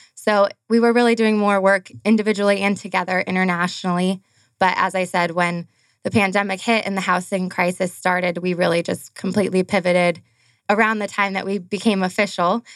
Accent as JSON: {"language": "English", "region": "Arizona", "country": "United States", "tie": "born or raised there", "said": "We grew up here in Arizona, all of us"}